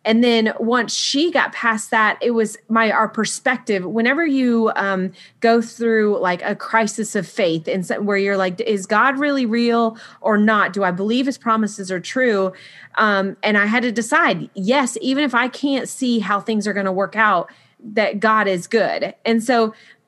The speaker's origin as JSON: {"language": "English", "region": "Florida", "country": "United States", "tie": "born or raised there", "moved": "as an adult", "lives_now": "South Carolina, United States", "said": "we moved from Florida where I had all my babies and been raised"}